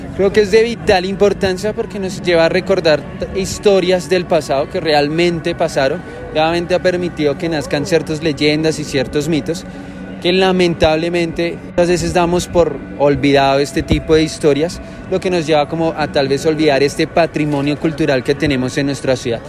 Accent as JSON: {"language": "Spanish", "town": "Bogotá", "region": "Bogotá Capital District", "country": "Colombia", "said": "crear una identidad como bogotanos"}